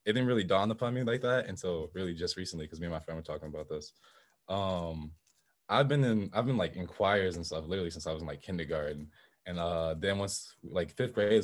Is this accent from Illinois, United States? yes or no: yes; Chicago, Illinois, United States; also born or lived in Plano, Illinois; I was born in Chicago as well. We moved out to Plano, Illinois, which is like a small town outside of Chicago, about an hour, I think, like west